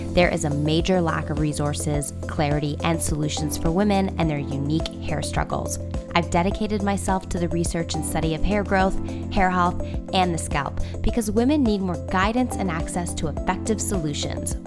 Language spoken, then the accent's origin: English; Toronto, Ontario, Canada; my hometown is Toronto